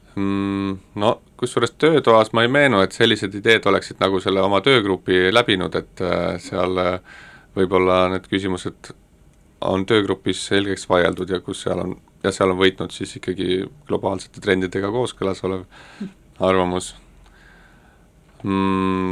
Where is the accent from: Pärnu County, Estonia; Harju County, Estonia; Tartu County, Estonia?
Harju County, Estonia; Tallinn; ma olin põline nõmmekas